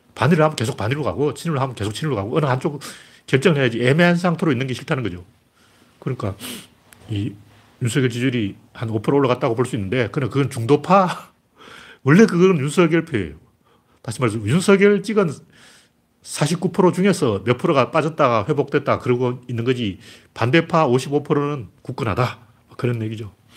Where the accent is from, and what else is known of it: South Korea